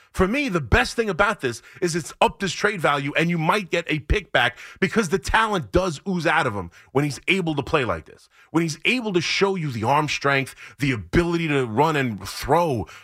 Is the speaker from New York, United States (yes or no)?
yes; Long Island, New York, United States; I come from Long Island